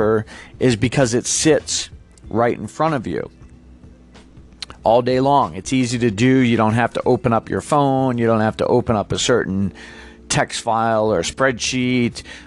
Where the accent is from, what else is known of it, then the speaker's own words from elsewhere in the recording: Massachusetts, United States; moved away; originally, I'm from Massachusetts